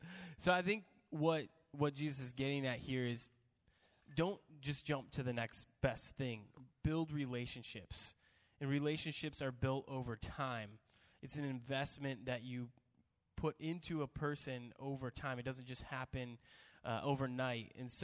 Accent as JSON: {"language": "English", "region": "the South", "country": "United States", "said": "I can say that because I'm from the South."}